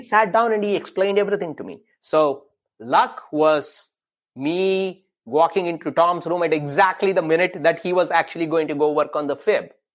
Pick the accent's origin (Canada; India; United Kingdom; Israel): India; growing up in India